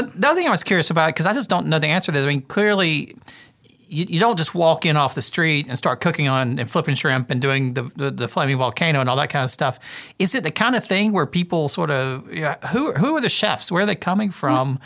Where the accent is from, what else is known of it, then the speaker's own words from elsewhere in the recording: South Carolina, United States; I grew up in South Carolina